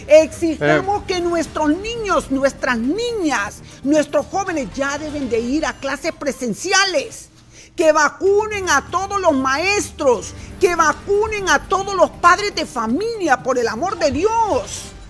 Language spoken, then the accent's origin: Spanish; Honduras; todos somos hondureños